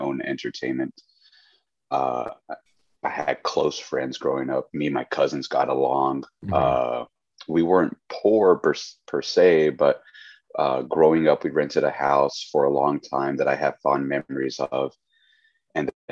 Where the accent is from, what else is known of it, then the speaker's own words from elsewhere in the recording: Weslaco, Texas, United States; also born or lived in Houston, Texas; I spent the majority of my life in Weslaco. From my early childhood years to when I would say I was about 16, I just knew Weslaco